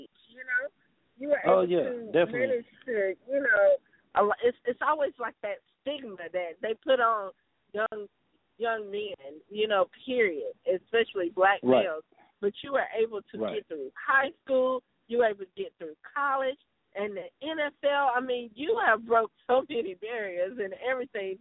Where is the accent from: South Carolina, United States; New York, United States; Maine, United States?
South Carolina, United States; South Carolina, my hometown state